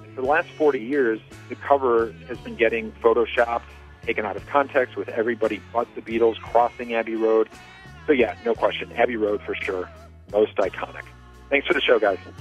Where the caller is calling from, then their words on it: Vermont, United States; I'm actually calling from Vermont